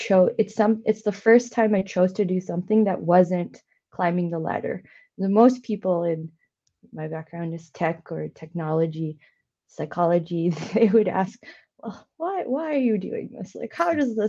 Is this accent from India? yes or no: yes; India; now in Canada; my background, being Indian and being an immigrant to Canada